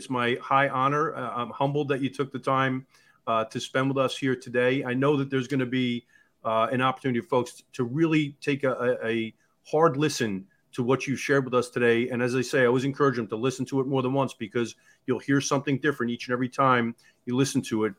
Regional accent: East Coast, United States; I know it because I come from the East Coast.

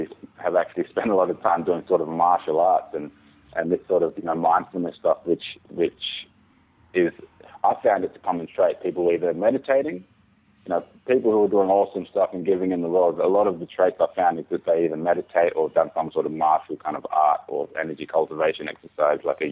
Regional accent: Byron Bay, New South Wales, Australia; moved away as an adult; also born or lived in Jamaica / Melbourne, Australia; now in Tasmania, Australia; growing up in Byron Bay

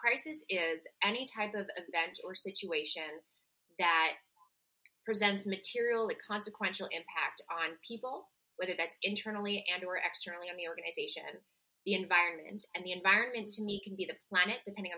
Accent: Montreal, Quebec, Canada; moved away as an adult; now in New York City, United States; Originally I'm from Montreal, Canada. I live in New York City. I've been here since 2018.

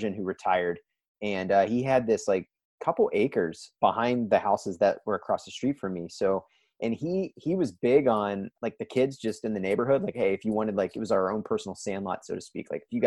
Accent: Johnstown, Pennsylvania, United States; moved away; I grew up in Johnstown, Pennsylvania, which is about 60-65 miles to the east of Pittsburgh

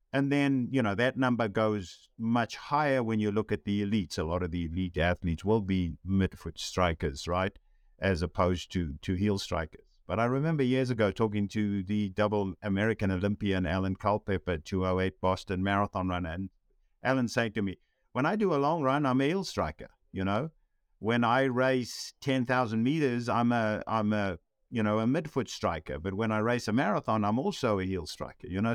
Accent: South Africa; growing up in South Africa

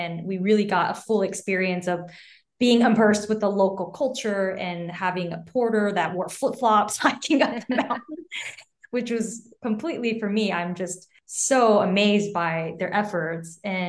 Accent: Taiwan; So I'm from Taiwan originally, and my parents live there now.

